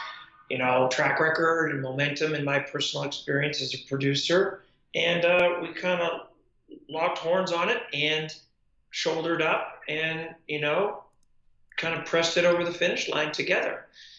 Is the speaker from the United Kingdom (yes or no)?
no; Canada; I'm proudly Canadian